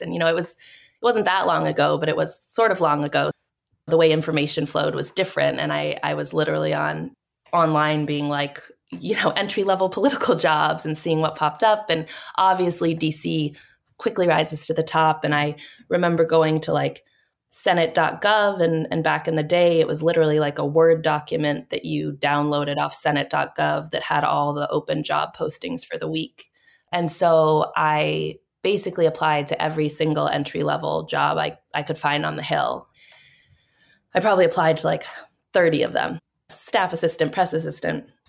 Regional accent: Boston, Massachusetts, United States; I'm from Boston

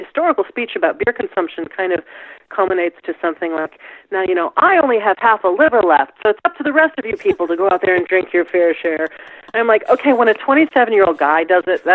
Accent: Midwest, United States; I'm a Midwesterner

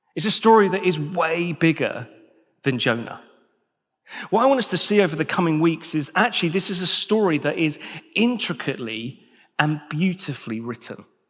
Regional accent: United Kingdom; as British individuals

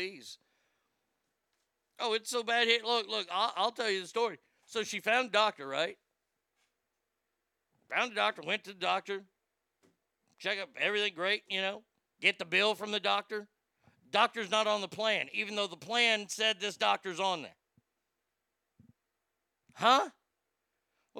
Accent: Texas, United States; I'm a Texan.

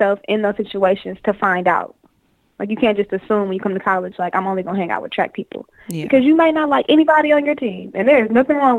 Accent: Detroit, Michigan, United States; moved away as an adult; also born or lived in Florida; I'm from Detroit, so I came from Detroit thinking like I was from Detroit, acting like I was from Detroit

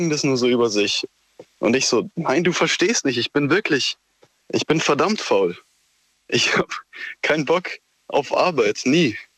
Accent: Baden-Württemberg, Germany; Äh, Schwarzwald. Aus dem also ganz westlich.

